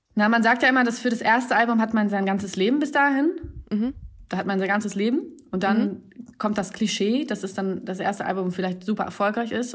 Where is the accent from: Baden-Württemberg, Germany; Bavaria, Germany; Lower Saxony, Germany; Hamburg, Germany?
Hamburg, Germany; moved away as an adult; now in Berlin, Germany; Ich bin in Hamburg geboren